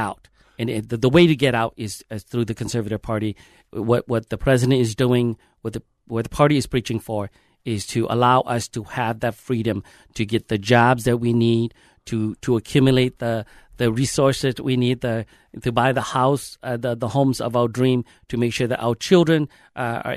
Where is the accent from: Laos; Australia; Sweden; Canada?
Laos; now in Minnesota, United States; I am originally from Laos, Southeast Asia